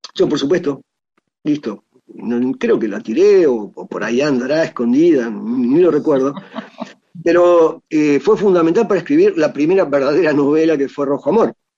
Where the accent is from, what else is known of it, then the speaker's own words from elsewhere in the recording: Argentina; como ciudadano argentino